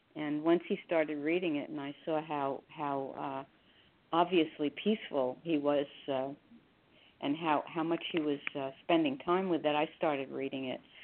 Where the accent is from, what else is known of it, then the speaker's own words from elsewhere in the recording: Hackensack, New Jersey, United States; also born or lived in Newark, New Jersey / Teaneck, New Jersey; they moved to Hackensack, New Jersey, where I went through ninth grade.